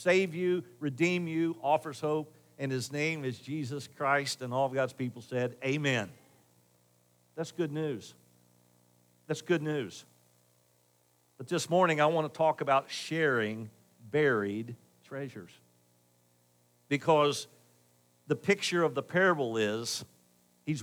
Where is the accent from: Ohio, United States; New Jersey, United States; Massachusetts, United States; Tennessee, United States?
Ohio, United States; Dayton; I grew up in Northridge, and despite what you think of Northridge and North Dixie Drive in Dayton, North Dayton, it was a great place to grow up back then